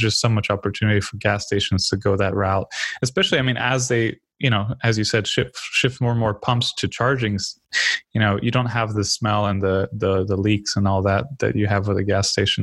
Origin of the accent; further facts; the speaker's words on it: United States; as an American